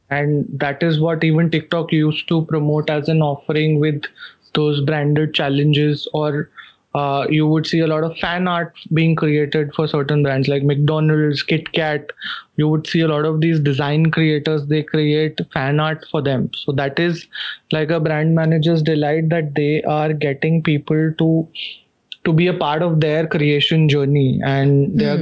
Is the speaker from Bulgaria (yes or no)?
no; Jodhpur, Rajasthan, India; my hometown jodhpur